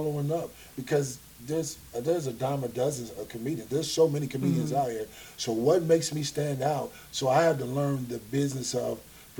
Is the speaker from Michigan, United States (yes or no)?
yes; Flint, Michigan, United States; where we grew up at, we grew up in Flint